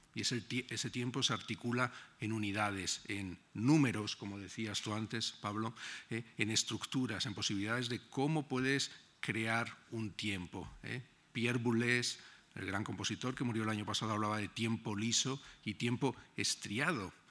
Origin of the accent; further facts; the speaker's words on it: Granada, Andalusia, Spain; moved away as an adult; now in Berlin, Germany; cuando era pequeño, mm, en mi casa en Granada, mi ventana daba a la Alhambra